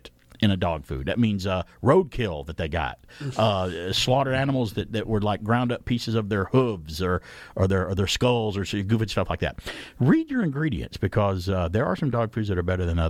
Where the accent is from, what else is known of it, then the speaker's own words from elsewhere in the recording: the South, United States; I saw possums growing up as a kid, growing up in the South